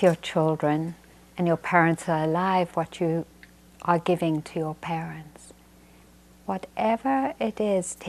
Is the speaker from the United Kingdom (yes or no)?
yes; England, United Kingdom; moved away; I grew up in England